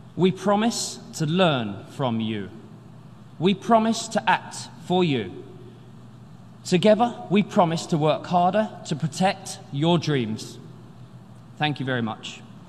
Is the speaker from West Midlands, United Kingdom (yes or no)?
no; London, United Kingdom; I grew up in the East End of London